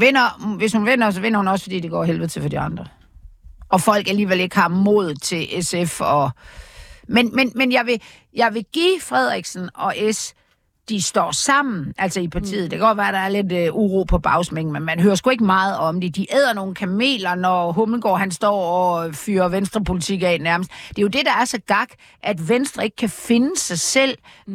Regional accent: Aarhus, Central Denmark Region, Denmark; i Aarhus, hvor jeg voksede op

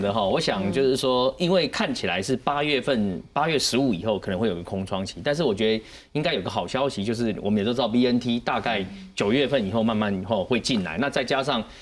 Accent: Taiwan; 我们台湾人有一个状况是说

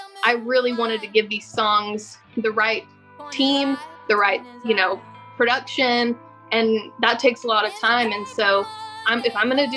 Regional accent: Tulsa, Oklahoma, United States; moved away as an adult; now in Nashville, United States; I'm from Tulsa, Oklahoma, and I play country music. And I'm from Tulsa originally

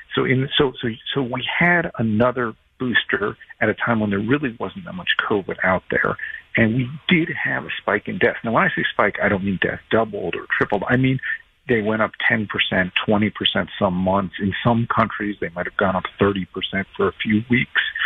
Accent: New Jersey, United States; I grew up in Jersey.

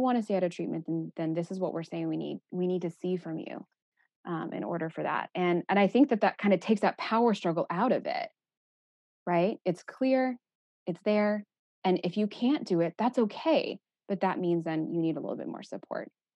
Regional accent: Texas, United States; moved away as an adult; I'm from Texas

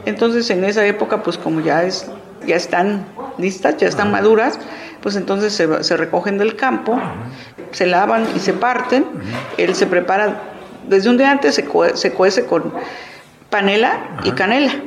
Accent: San Juan Chilateca, Oaxaca, Mexico; San Juan Chilateca, Ocotlán, Oaxaca

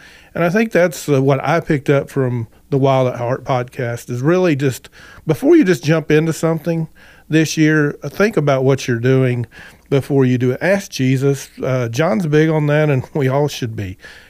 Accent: United States; sometimes we as American people, we just work so hard.

